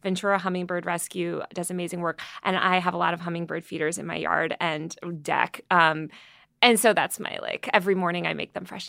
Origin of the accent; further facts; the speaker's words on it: Greenwich, Connecticut, United States; also born or lived in New York City; now in Los Angeles, United States; I grew up in Connecticut and New York City, but mostly uh, Connecticut for a lot of my formative years in this like stupid preppy town